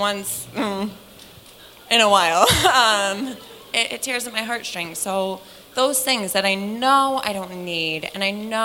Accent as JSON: {"language": "English", "region": "Connecticut", "country": "United States", "said": "I'm from Connecticut"}